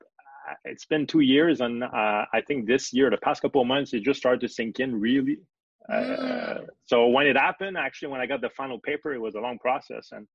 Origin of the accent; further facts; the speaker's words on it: Montreal, Quebec, Canada; accent: French Canadian; Yes, I'm from Montreal, Canada. So that explains my accent. I'm part of the French population of Canada.